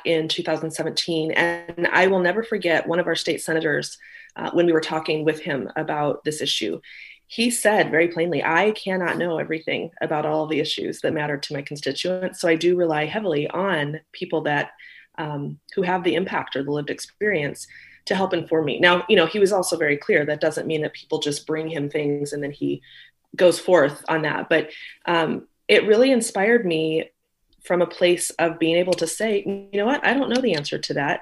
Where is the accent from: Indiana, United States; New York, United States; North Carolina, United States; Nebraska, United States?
Nebraska, United States; North Platte; also born or lived in Omaha, Nebraska; We born and raised in North Platte, and then moved to Omaha as I think I was 12-ish or something